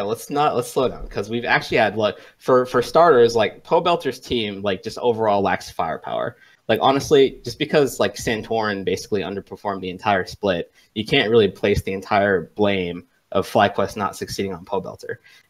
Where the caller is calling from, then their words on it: Washington, District of Columbia, United States; … from Washington, D.C.